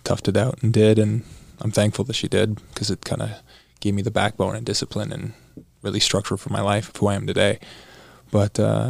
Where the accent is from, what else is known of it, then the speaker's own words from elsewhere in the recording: Burlington, Ontario, Canada; I grew up in Canada. I was born in Burlington, Ontario, and proud Canadian.